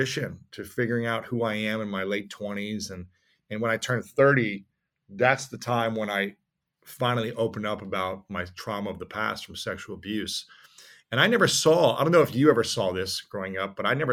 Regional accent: Midwest, United States; we were shaped as young boys growing up in the Midwest

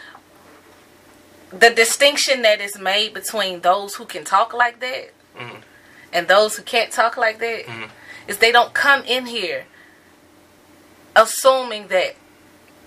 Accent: the South, United States; I'm from the South

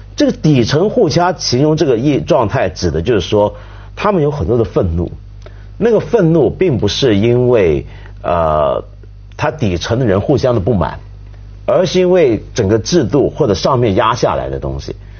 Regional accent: China; 我们中国人

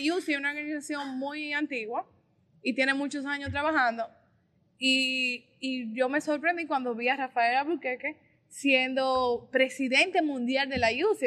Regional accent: Puñal, Santiago, Dominican Republic; soy de un municipio pequeño de Santiago, del municipio de Puñal. Ahí inicié mi vida estudiantil, política

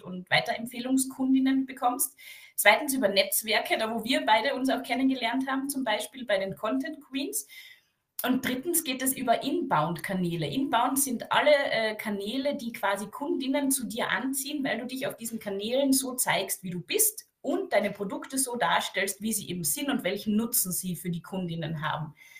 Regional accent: Carinthia, Austria; ich bin aus dem Süden Österreichs

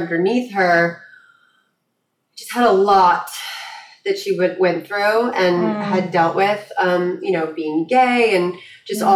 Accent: Malibu, California, United States; growing up in Malibu

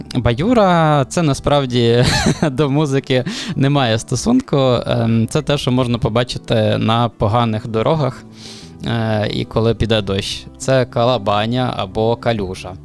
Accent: Khmelnytskyi, Khmelnytskyi Oblast, Ukraine; я з Хмельницького сам

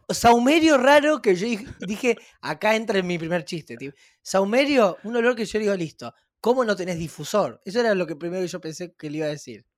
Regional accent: Rosario, Santa Fe, Argentina; moved away as an adult; now in Buenos Aires, Argentina

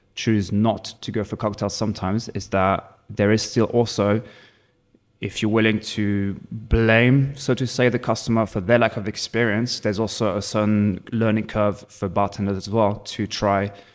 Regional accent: Provence-Alpes-Côte d'Azur, France; English is a second language; moved away as an adult; also born or lived in Hertfordshire, England; now in Berlin, Germany; I'm originally from France, south of France, Provence.

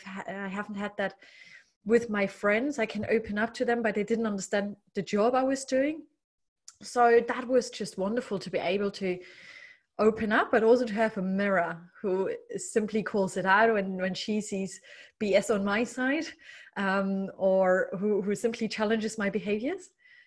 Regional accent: Germany; English is a second language; I grew up in East, former communist Germany.

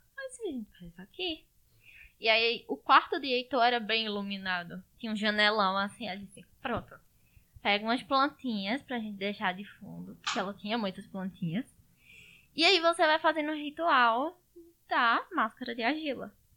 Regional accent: Garanhuns, Pernambuco, Brazil; Eu sou aqui de Garanhuns, Pernambuco

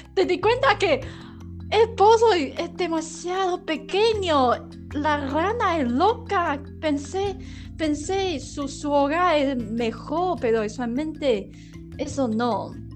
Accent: Taiwan; Spanish is a second language; soy la … de Taiwán

